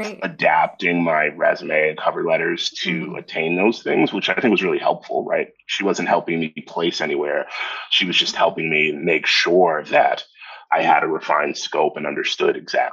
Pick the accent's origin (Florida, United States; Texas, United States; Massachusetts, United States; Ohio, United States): Massachusetts, United States; Brockton; I grew up in Brockton, Massachusetts